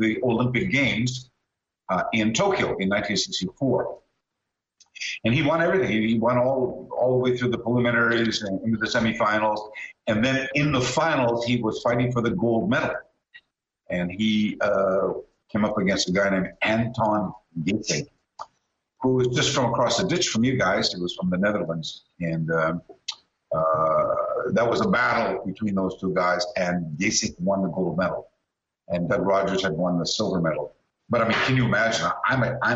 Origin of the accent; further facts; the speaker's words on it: Canada; accent: Canadian; also born or lived in Brisbane, Australia; now in Los Angeles, United States; I grew up in Canada.